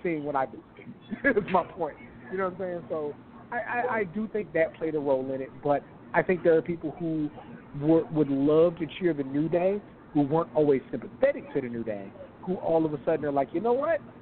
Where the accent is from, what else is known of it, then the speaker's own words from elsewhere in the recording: Texas, United States; I'm from Texas